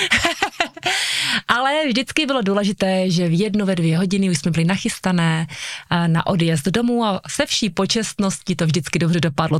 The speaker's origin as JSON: {"language": "Czech", "town": "Bystřice pod Lopeníkem", "region": "Zlín Region", "country": "Czechia", "tie": "born or raised there", "also_born_or_lived": "Uherské Hradiště", "said": "já jsem se narodila v Bystřici pod Lopeníkem, zde jsem žila vlastně celé mládí"}